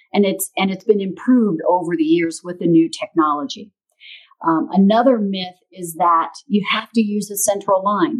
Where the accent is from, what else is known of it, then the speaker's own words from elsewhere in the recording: Missouri, United States; also born or lived in St. Louis, Missouri; my little hometown in Missouri. Then I moved from my hometown to the big city of St. Louis, Missouri